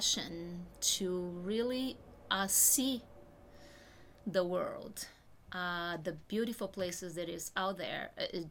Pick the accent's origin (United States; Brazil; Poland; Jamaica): Brazil; moved away; I'm originally from Brazil